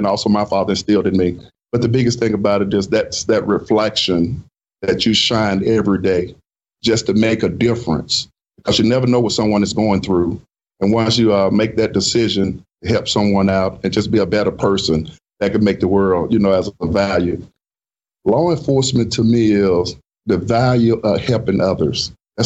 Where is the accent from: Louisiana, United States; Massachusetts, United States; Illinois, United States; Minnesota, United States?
Louisiana, United States; Shreveport; moved away as an adult; also born or lived in Gulfport, Mississippi; I grew up in Shreveport, Louisiana